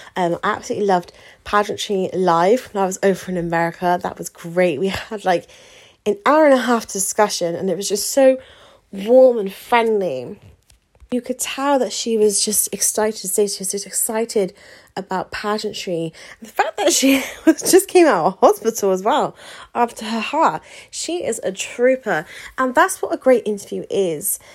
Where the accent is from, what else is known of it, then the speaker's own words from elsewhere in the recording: United Kingdom; we're very British as well, aren't we? In the UK